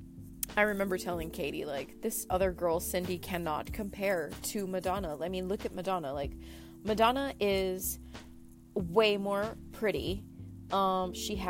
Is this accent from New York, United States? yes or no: no; Brownsville, Texas, United States; I grew up in Brownsville, Texas